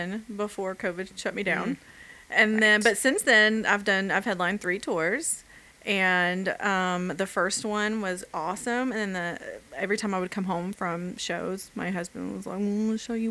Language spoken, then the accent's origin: English; Alabama, United States; moved away; I'm from Alabama